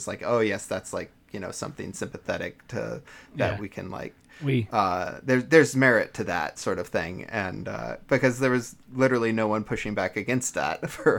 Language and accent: English; Missouri, United States; I grew up in Southern Missouri, and when I first saw that movie, I was just like flabbergasted. It is the first time I'd seen the geography I grew up with on a film.